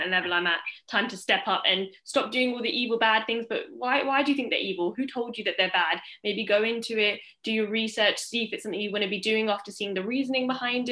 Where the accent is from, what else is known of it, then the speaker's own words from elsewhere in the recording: England, United Kingdom; being born and bred in England.